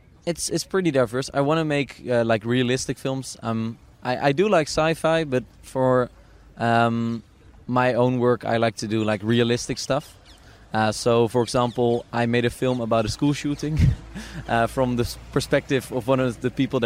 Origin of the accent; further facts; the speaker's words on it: Amsterdam, North Holland, Netherlands; English is a second language; Amsterdam, born and raised.